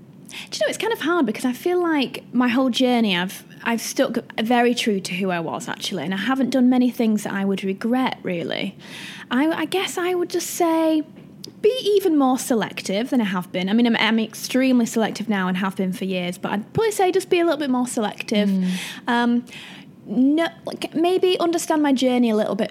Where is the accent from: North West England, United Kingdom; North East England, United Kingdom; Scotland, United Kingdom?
North West England, United Kingdom; Wigan; moved away as an adult; also born or lived in Manchester; now in London, United Kingdom; I'm from Manchester. Mm. Well, Wigan technically, but around that area. I spent 10 years in Manchester